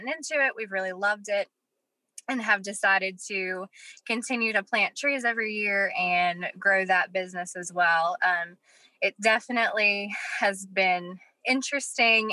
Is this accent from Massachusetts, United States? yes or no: no; Petersburg, West Virginia, United States; Yeah, so I'm born and raised in West Virginia. I'm from Petersburg, just a small little town in the Potomac Highlands.